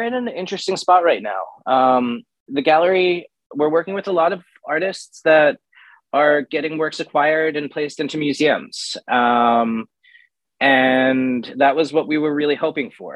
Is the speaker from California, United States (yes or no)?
no; New York, United States; I'm from New York